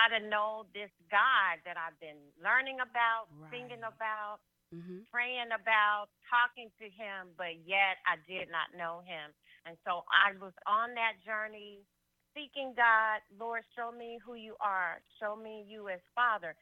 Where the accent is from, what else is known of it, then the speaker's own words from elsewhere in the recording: Greenville, Mississippi, United States; moved away as an adult; now in Dallas, United States; I was born and raised in Greenville, Mississippi.